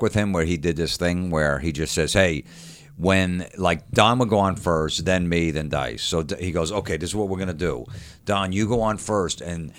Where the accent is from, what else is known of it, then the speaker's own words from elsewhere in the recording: New York, United States; I go, I'm a comic from New York.